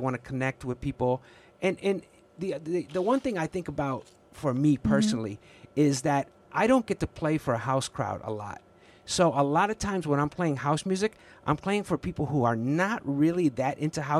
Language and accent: English; Chicago, Illinois, United States; growing up on the Southwest side and then the Northwest side